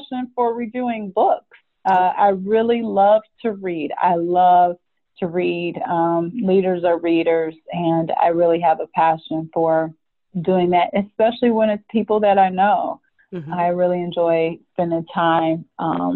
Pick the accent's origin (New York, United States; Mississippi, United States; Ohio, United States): Ohio, United States; Cleveland; moved away as an adult; now in Atlanta, United States; I was born and raised in Cleveland, Ohio, and just recently moved to Atlanta about 2 years ago